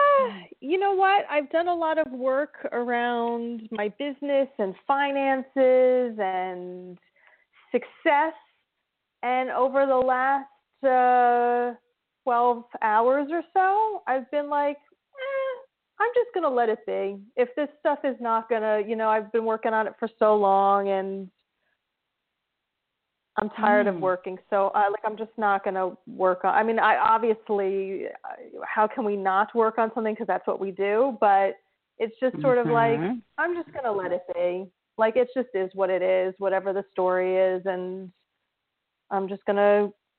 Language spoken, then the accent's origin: English; New Jersey, United States; New Jersey